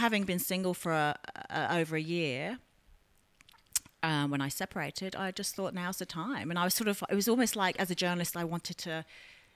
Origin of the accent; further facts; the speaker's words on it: London, United Kingdom; moved away as an adult; now in Australia; I grew up in London, in Wimbledon.